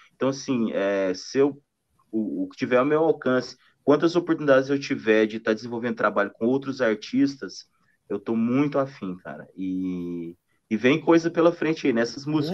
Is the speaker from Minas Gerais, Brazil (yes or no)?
yes; Triângulo Mineiro, Minas Gerais, Brazil; moved away; also born or lived in Goiânia / Brasília / Tocantins / São Paulo; eu de, de, de Minas, do, do, Triângulo Mineiro, vindo para Goiânia, Brasília e entrando cada vez mais para o norte